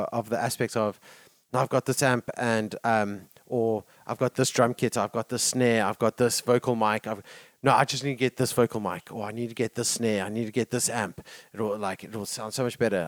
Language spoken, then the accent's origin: English; South Africa; as South African